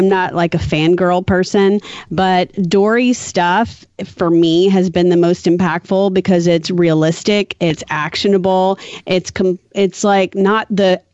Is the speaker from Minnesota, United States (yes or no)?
no; New Orleans, Louisiana, United States; I'm from New Orleans